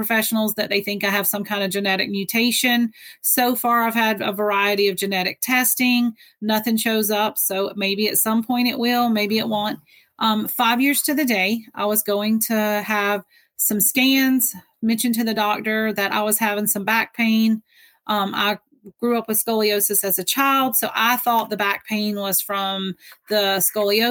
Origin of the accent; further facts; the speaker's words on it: Georgia, United States; now in New York, United States; I'm originally from Georgia